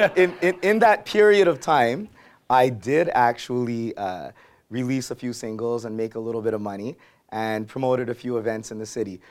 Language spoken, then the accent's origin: English; Montreal, Quebec, Canada; I grew up in Verdun